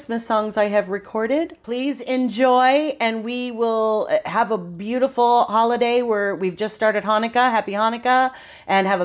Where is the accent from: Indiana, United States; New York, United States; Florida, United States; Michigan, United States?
New York, United States; upstate; now in California, United States; I'm from New York and the family was in New York, upstate